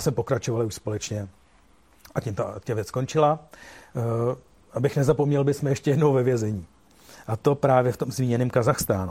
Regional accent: Czechia; jsem jsem z Čech

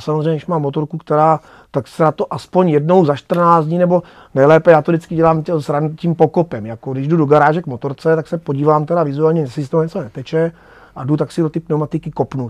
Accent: Moravský Krumlov, South Moravian Region, Czechia; já jsem se narodil v Rakšicích, což je součást vlastně Moravského Krumlova

